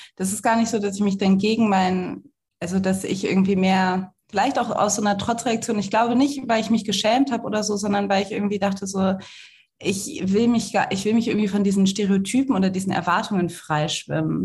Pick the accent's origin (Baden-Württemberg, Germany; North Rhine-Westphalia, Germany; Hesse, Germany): North Rhine-Westphalia, Germany; Cologne; ich komme aus Köln